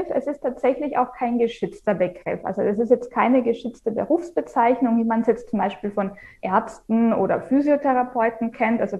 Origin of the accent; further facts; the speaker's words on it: Vienna, Austria; now in Germany; also ich komme ja ursprünglich aus Wien. Man hört es vielleicht dann noch so in dem einen oder anderen mhm. Wort oder Ausdruck.